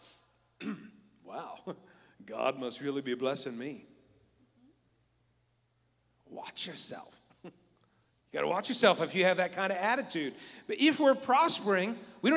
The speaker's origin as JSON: {"language": "English", "region": "West Virginia", "country": "United States", "said": "I'm from West Virginia."}